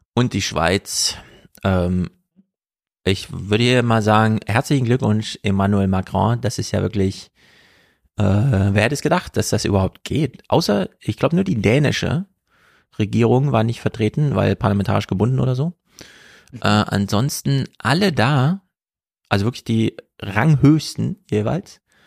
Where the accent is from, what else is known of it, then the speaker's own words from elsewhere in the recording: East Germany, Germany; als Ostdeutscher